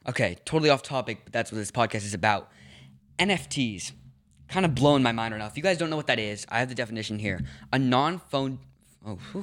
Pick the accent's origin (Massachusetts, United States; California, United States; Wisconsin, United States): California, United States; Los Angeles; also born or lived in New York; I grew up in Los Angeles, then I moved to New York for a little bit, then I moved back to L A, and then back up to Northern California.